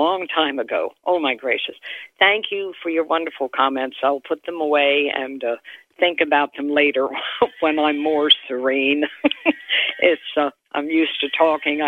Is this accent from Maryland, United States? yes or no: yes; Baltimore, Maryland, United States; I'm a Baltimorean. We lived in Baltimore City until about 19 years ago when we moved out here to this residence where we live